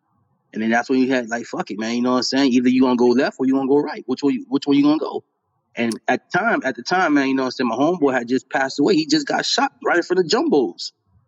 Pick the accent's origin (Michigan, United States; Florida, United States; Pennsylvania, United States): Florida, United States; Miami; I'm from Miami.